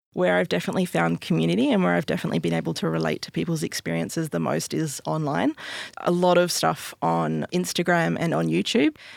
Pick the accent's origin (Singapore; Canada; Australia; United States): Australia; Albany, Western Australia; I grew up in Albany, Western Australia